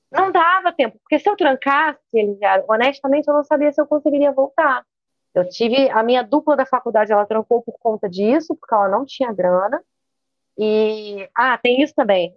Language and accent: Portuguese; Niterói, Rio de Janeiro, Brazil; eu sou de Niterói, no Rio de Janeiro, e estudei praticamente aqui a vida inteira